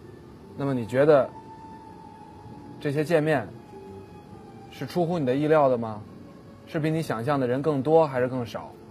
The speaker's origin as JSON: {"language": "Chinese", "country": "China", "said": "我们中国人呢一直爱看武打片儿，爱看武侠片儿，"}